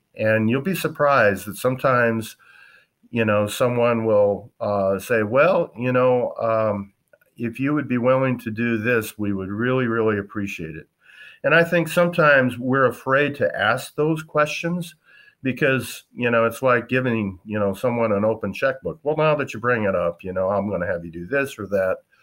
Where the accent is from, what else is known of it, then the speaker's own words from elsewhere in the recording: western South Dakota, United States; also born or lived in Wisconsin; I grew up in South Dakota, western part, on a cow-calf ranching operation.